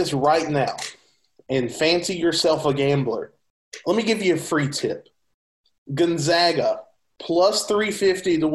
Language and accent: English; North Carolina, United States; North Carolina. You know, the team of my home state